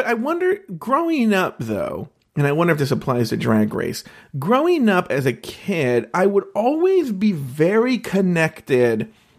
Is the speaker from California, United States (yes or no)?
yes; Orange County, California, United States; I'm a Latino my natural parents raised me, but I grew up in Orange County, California, which is very, very, very white. It's why I sound so white. But there is this otherness because obviously I'm Mexican.